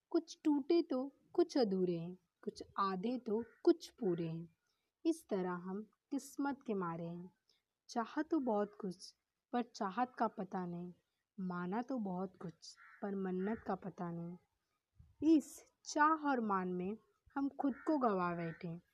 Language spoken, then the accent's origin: Hindi; Mumbai, Maharashtra, India; मैं मुंबई की रहने वाली हूँ